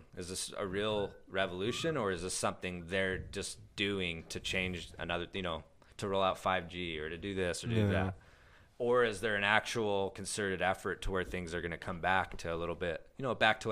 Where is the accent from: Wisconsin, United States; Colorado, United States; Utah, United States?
Utah, United States; Ogden; moved away as an adult; also born or lived in Lethbridge, Alberta, Canada; now in Canada; we grew up in Ogden